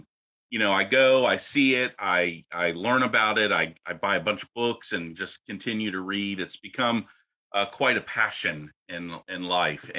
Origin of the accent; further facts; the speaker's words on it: Washington, District of Columbia, United States; moved away; also born or lived in Oklahoma / New Orleans; I grew up in the Washington, D.C. area